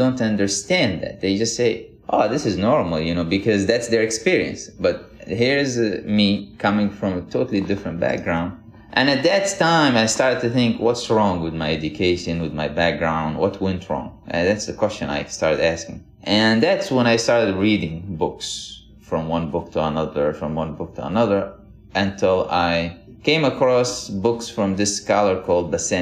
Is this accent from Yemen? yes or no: yes; Yemen; moved away as an adult; also born or lived in Miami, United States / Minnesota, United States; now in United States; I grew up in Yemen in a very religious family, like most families in Yemen are